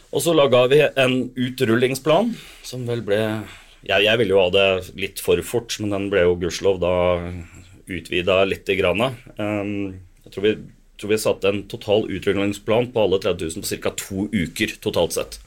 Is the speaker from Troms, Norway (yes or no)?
no; Sandefjord, Vestfold, Norway; moved away as an adult; now in Bergen, Norway; jeg, er jo egentlig fra Sandefjord, da. Men okay. jeg, har bodd i Bergen i 40 år